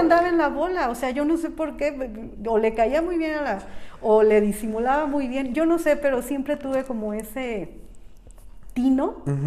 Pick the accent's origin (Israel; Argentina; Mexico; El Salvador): Mexico; San Miguel de Allende, Guanajuato; moved away as an adult; nací en San Miguel de Allende